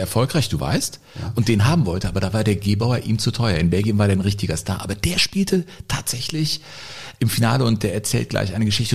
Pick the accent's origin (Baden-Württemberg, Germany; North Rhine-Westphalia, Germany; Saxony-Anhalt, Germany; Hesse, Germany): North Rhine-Westphalia, Germany; Cologne; als gebürtiger Kölner